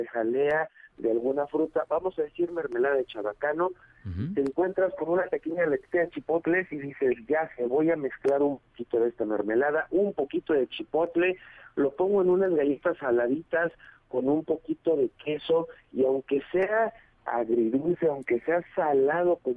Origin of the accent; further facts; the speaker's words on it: Mexico; porque como buenos mexicanos que somos